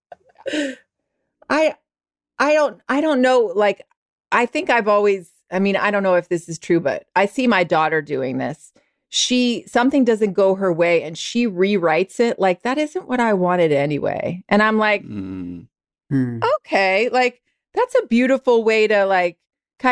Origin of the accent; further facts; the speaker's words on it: the South, United States; I'm from the South